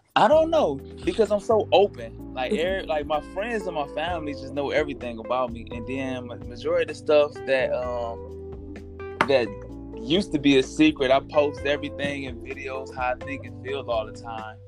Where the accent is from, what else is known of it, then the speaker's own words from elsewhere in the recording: Toledo, Ohio, United States; I'm from Toledo, Ohio